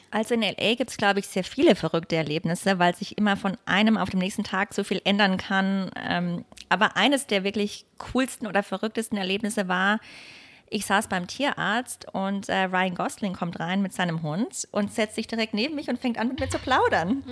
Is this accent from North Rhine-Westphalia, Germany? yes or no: no; Bad Mergentheim, Baden-Württemberg, Germany; moved away as an adult; also born or lived in Munich, Germany; now in Los Angeles, United States; Ich bin in Bad Mergentheim geboren und auch erstmal aufgewachsen und bin dann während des Gymnasiums nach München gezogen